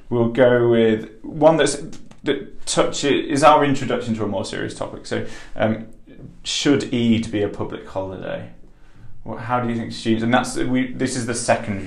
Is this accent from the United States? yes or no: no; Yorkshire and the Humber, United Kingdom; I'm from Yorkshire